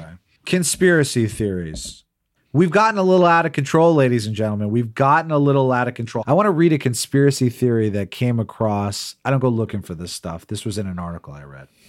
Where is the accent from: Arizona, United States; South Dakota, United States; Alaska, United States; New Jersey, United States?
New Jersey, United States; I grew up in New Jersey